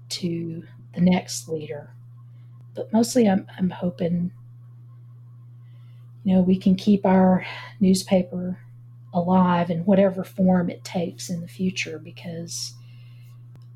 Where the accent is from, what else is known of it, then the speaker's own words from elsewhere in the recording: Galax, Virginia, United States; I grew up in Galax, Virginia, right on the North Carolina border, up in the Appalachian Mountains